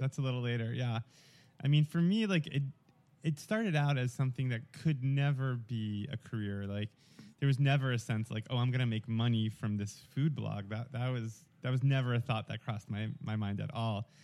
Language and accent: English; New York, United States; accent: thick New York; moved away as an adult; also born or lived in Atlanta; I grew up in New York and I had, growing up, a very thick New York accent